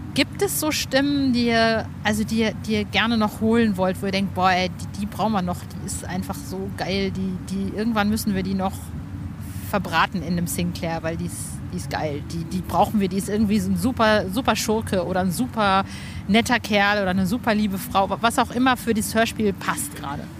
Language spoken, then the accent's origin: German; Hövelhof, North Rhine-Westphalia, Germany; in Hövelhof, da wo ich aufgewachsen bin, in der Nähe von Ostwestfalen, oh nein, nicht in der Nähe, sondern in Ostwestfalen-Lippe